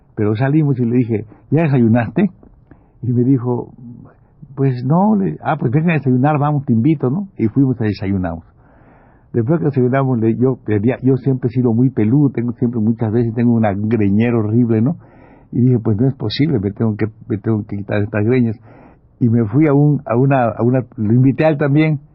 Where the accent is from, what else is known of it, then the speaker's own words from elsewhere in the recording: Campeche, Mexico; moved away; ir a mi pueblo, ir a Campeche